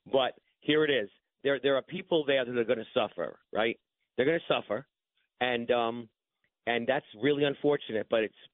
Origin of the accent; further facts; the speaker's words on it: Bay Ridge, New York, United States; I grew up in Bay Ridge. So, so this is my home, my home for what 61 years now.